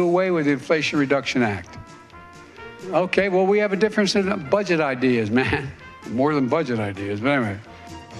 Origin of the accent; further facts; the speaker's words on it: Scranton, Pennsylvania, United States; I'm from Scranton